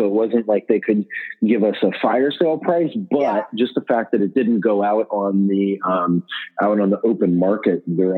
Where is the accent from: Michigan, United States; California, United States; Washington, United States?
Washington, United States; Seattle; I'm from Seattle, Washington. Born, raised, and still live here